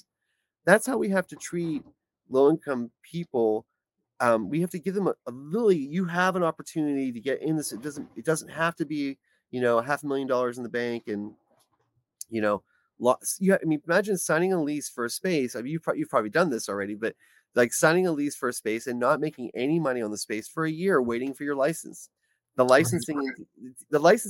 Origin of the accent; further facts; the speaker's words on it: Pittsburgh, Pennsylvania, United States; moved away as an adult; now in Washington, D.C., United States; I was born in Pittsburgh, Pennsylvania, where I graduated high school from Taylor Alderdice.